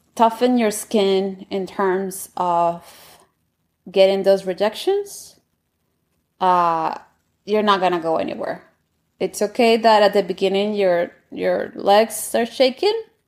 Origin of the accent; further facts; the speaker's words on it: Bogotá, Colombia; English is a second language; moved away as an adult; now in Washington, D.C., United States; when I was growing up in Colombia